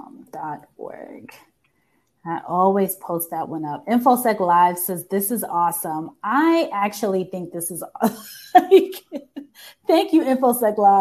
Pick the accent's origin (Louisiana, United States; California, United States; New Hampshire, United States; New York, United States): New York, United States; now in Washington, D.C., United States; I'm from New York, and I didn't know many people in the military in New York.